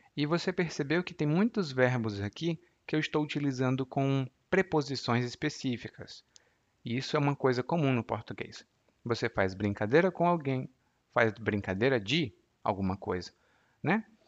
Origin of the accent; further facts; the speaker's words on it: Maracanaú, Ceará, Brazil; Anísio é de Maranguape e eu sou de Maracanaú, que são duas cidades vizinhas.